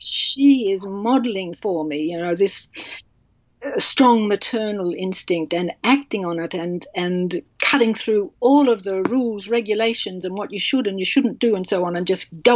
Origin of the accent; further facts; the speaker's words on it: Australia; also born or lived in England; now in Melbourne, Australia; I'm Australian.